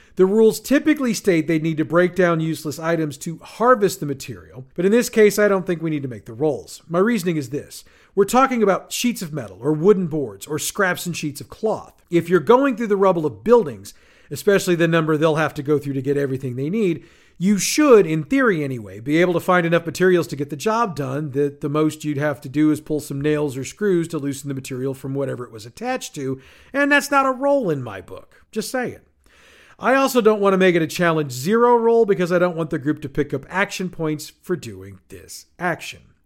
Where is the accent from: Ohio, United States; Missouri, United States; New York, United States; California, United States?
Missouri, United States; St. Louis; my hometown of St. Louis, Missouri, USA